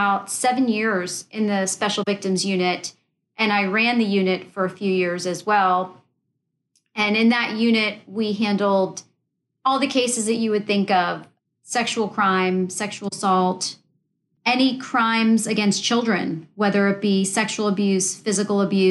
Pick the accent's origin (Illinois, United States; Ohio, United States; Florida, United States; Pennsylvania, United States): Florida, United States; Daytona Beach; also born or lived in New Jersey; I was raised in the Central Florida area, in the Daytona Beach area